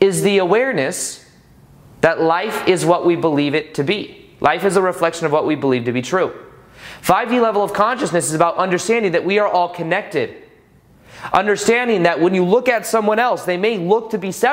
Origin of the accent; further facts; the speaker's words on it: United States; being American